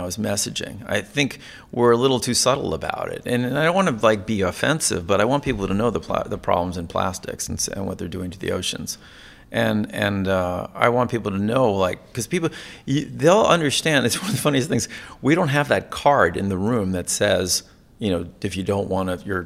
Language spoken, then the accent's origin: English; Connecticut, United States; I grew up in Connecticut